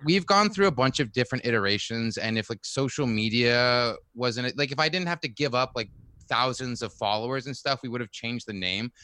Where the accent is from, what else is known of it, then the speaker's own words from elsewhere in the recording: China; moved away as an adult; also born or lived in California; now in New York, United States; I grew up in China actually